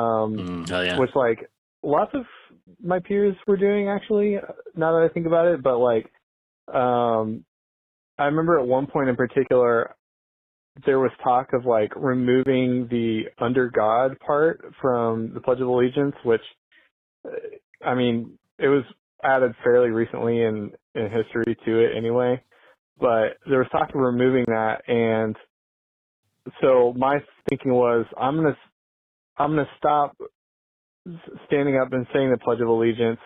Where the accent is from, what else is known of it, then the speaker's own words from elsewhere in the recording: McPherson, Kansas, United States; I'm from McPherson, Kansas